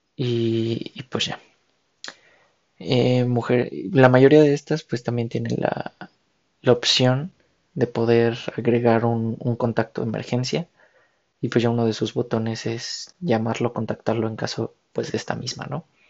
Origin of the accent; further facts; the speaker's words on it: Mexico; como ciudadanos, como mexicanos, como hermanos, hijos de la misma patria